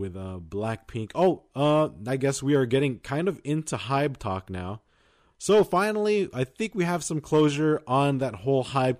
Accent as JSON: {"language": "English", "country": "United States", "said": "Well, I'm from America."}